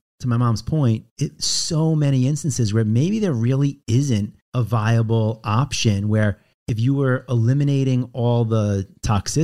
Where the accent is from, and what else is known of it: Roslyn, New York, United States; born or raised there